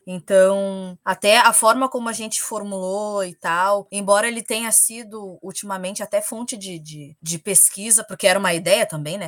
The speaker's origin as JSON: {"language": "Portuguese", "area": "Restinga", "region": "Rio Grande do Sul", "country": "Brazil", "tie": "born or raised there", "said": "eu sou cria da Restinga"}